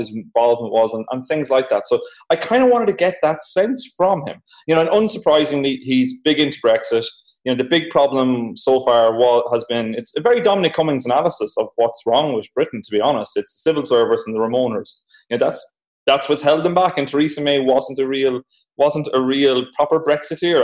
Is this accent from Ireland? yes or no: yes; Ireland; accent: Irish; I'm Irish, as you can tell from my voice